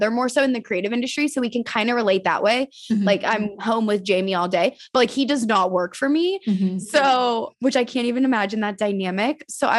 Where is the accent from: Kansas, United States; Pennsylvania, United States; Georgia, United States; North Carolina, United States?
Pennsylvania, United States; Pittsburgh; Because I'm from Pittsburgh.